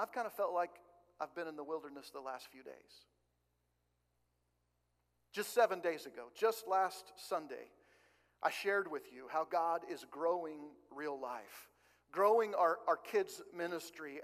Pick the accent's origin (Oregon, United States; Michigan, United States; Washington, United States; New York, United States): Oregon, United States; now in Kansas, United States; I grew up in Oregon